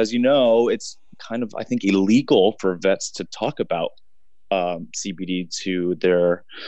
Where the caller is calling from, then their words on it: New York City, New York, United States; Hi there, I'm joining you from New York City today.